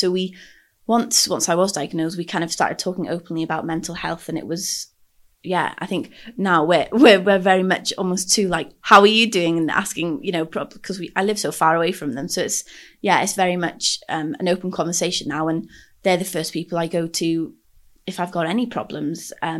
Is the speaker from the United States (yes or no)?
no; Anglesey, Wales, United Kingdom; moved away as an adult; now in Cardiff, United Kingdom; I am from Ynysmon, Anglesey, up in North Wales, and I moved down to Cardiff for university back in 2016 now